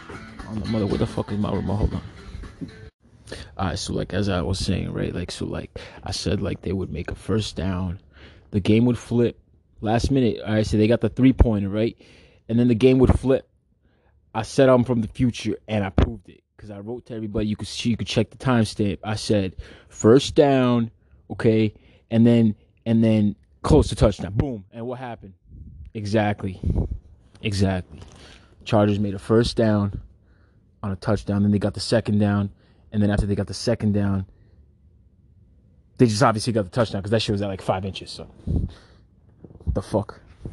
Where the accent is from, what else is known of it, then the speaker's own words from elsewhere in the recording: Brooklyn, New York, United States; I'm from Brooklyn, so I like... What are the Brooklyn teams?